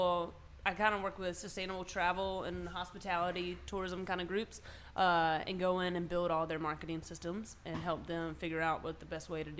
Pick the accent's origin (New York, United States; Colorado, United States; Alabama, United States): Alabama, United States; Birmingham; I'm from Birmingham, Alabama